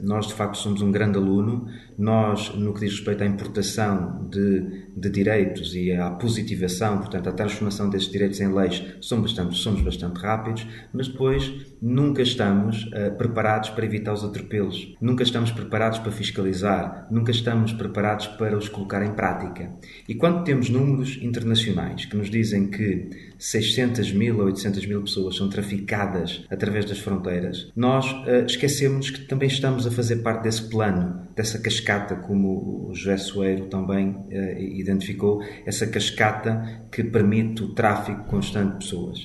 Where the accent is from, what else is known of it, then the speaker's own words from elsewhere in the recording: Portugal; enquanto portugueses